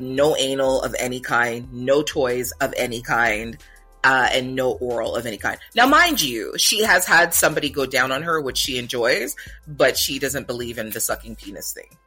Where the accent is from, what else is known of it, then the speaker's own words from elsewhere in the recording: Jamaica; where am I from and I say Jamaica